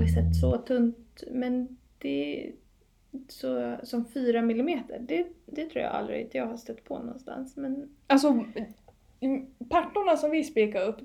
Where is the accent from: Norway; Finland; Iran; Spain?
Finland; Åland; nu har jag varit hemma på Åland och tittat mycket på tak och sådär